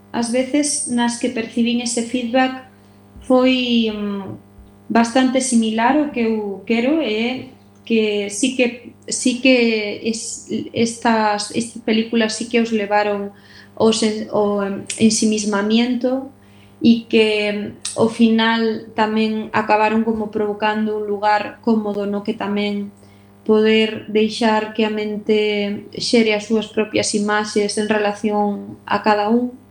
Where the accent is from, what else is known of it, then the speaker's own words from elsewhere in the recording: Galicia, Spain; moi feliz de que fora rodada na miña terra